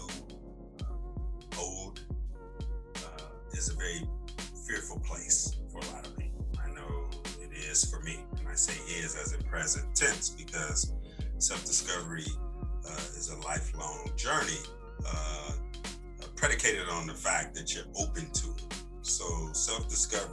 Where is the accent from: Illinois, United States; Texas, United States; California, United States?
Illinois, United States; Chicago; moved away as an adult; now in Atlanta, United States; born and raised in Chicago, man, just turned 50 on March 8th. Been in Atlanta 20 years.